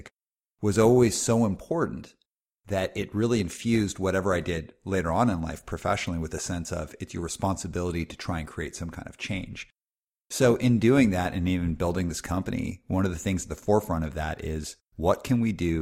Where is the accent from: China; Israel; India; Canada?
Canada; Calgary, Alberta; growing up in Calgary, Alberta